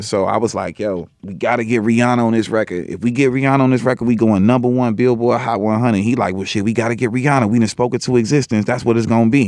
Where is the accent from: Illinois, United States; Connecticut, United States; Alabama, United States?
Illinois, United States; Chicago; I'm from Chicago